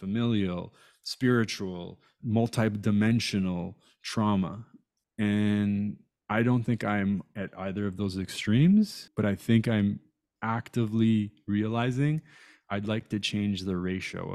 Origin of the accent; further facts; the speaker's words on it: Toronto, Ontario, Canada; also born or lived in Iran / Italy / Montreal; I grew up in a borough called North York